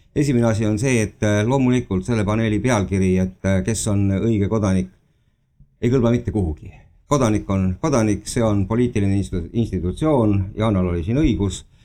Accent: Estonia; first language Estonian; mina olen eetiline eestlane

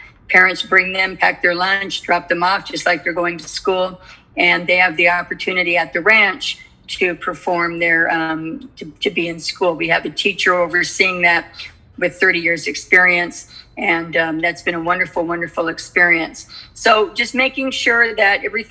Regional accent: California, United States; As a young child growing up in California

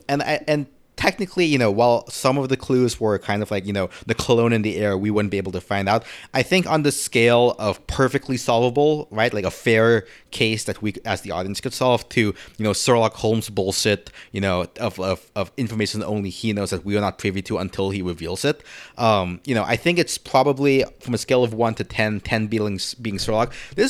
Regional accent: Philippines; when I was growing up in the Philippines, right, like the first anime I watched were dubbed in Tagalog. I didn't speak Tagalog at the time.

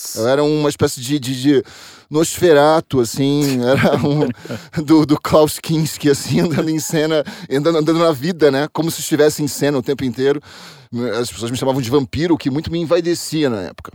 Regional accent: Rio de Janeiro, Brazil; moved away as an adult; now in São Paulo, Brazil; Sou do Rio de Janeiro, estou é, aqui em São Paulo há 13 anos.

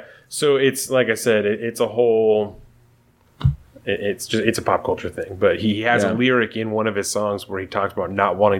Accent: Bremerton, Washington, United States; I'm still from Bremerton.

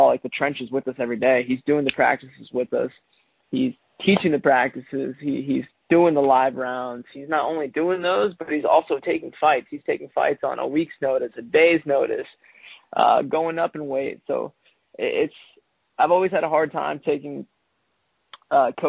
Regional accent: Kansas City, United States; growing up in Kansas City

